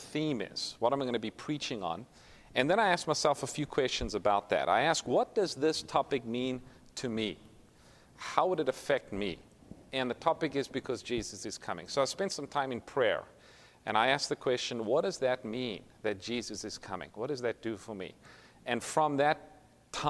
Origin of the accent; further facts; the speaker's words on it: South Africa; moved away as an adult; now in Sacramento, United States; Originally, I'm from South Africa, so if you pick up a little bit of an accent, that's what it is